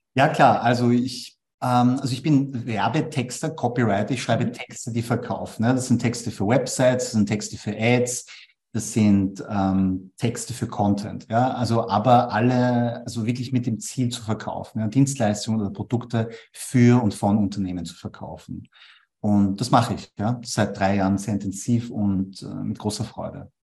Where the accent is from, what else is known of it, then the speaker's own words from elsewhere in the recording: Vienna, Austria; Ich bin aber in Wien geboren und aufgewachsen